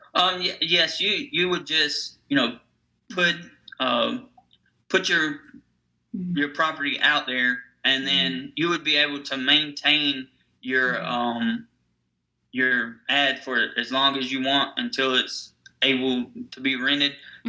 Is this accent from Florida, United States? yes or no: no; Nashville, Tennessee, United States; I'm from Nashville, Tennessee, so it's known as Music City.